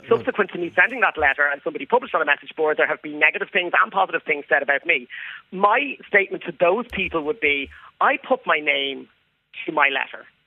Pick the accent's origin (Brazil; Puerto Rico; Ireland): Ireland; I grew up in Ireland.